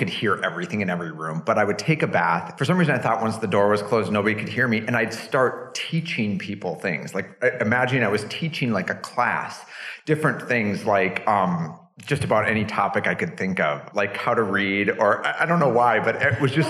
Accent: North Dakota, United States; moved away; I grew up in North Dakota, which at the time was sort of rural

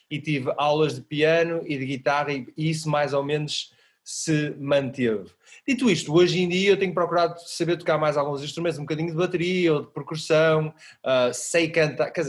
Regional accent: Porto, Norte, Portugal; Eu sou do Porto. És do Porto, pronto. Nascido, ah. nascido no, no, centro da cidade mesmo, na Sé.

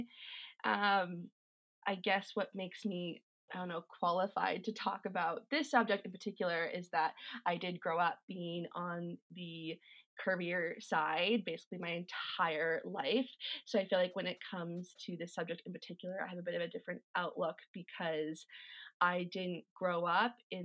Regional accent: Calgary, Alberta, Canada; I was born and raised in Calgary. I've never lived anywhere else

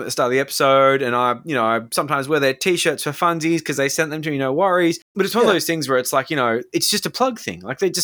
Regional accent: Australia; We are Australian

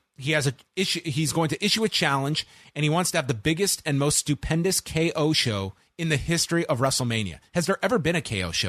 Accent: Canada; Shawn Michaels is a legend, a very proud Texan, but as a Canadian, it would be sacrilegious as a fan of Bret Hart to have you as my guest.

